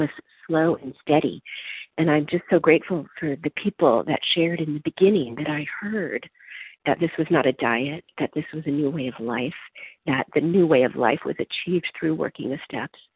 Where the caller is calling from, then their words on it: California, United States; I'm calling in from California.